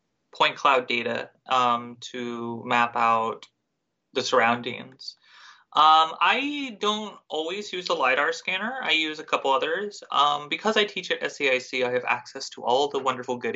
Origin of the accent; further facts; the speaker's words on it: the South, United States; growing up in the South in the middle of nowhere